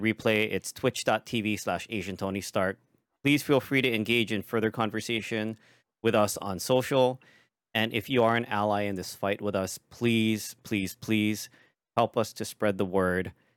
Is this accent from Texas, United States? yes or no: no; Hawaii, United States; the differences in upbringing, being that I'm from Hawaii